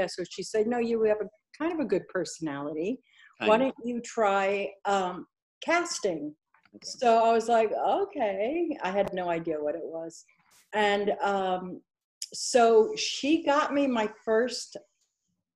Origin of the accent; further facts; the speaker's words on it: New York City, New York, United States; moved away as an adult; also born or lived in Cairo, Egypt / Paris, France; now in Los Angeles, United States; We went from Egypt to Paris to New York. I grew up in the Bronx.